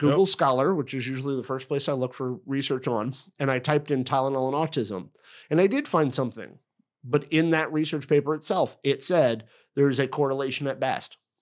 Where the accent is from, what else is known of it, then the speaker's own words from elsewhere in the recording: Effingham, Illinois, United States; I was born in Effingham, Illinois